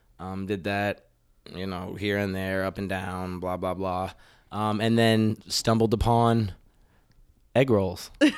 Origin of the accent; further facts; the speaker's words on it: Florida, United States; moved away as an adult; also born or lived in North Carolina / Queens, New York; now in Minnesota, United States; I was in Florida since I was three. Okay. Three until I left college.